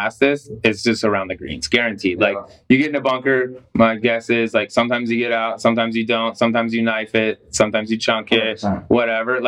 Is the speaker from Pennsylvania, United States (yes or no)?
no; Colorado, United States; I grew up in Colorado, so I like play basketball throughout